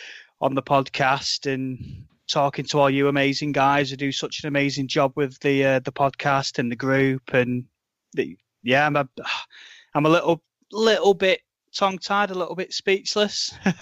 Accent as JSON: {"language": "English", "town": "Manchester", "region": "North West England", "country": "United Kingdom", "said": "I'm from Manchester, England, the northwest of England."}